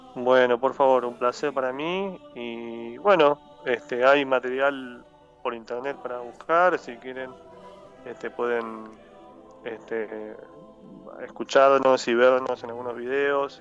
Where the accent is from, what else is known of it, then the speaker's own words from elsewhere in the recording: Neuquén, Argentina; moved away as an adult; also born or lived in Tierra del Fuego; now in Buenos Aires, Argentina; soy nacido en Ciudad de Fuego, pero crecí en Neuquén desde los 8 años, así que digo que soy neuquino